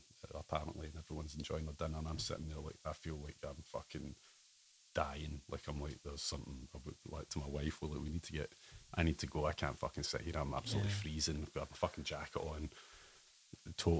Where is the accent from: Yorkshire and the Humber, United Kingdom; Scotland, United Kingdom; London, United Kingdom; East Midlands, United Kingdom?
Scotland, United Kingdom; Ayr; also born or lived in Rome; Grew up in Ayr